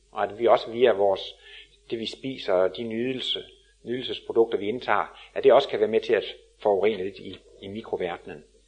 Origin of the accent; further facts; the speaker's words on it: Denmark; som vi er danskere